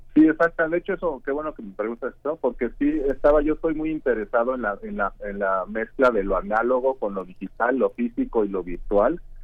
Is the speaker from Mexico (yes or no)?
yes; Mexico; moved away as an adult; now in Karlsruhe, Germany; yo soy, yo soy bueno, artista mexicano y me formé académicamente este, en México